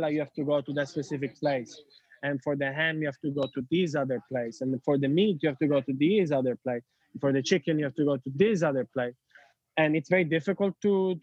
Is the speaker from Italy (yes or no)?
yes; Sicily, Italy; English is a second language; moved away as an adult; I am Italian from Sicily